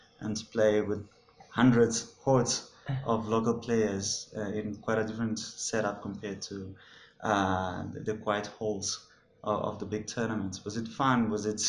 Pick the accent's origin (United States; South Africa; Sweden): South Africa; as South African players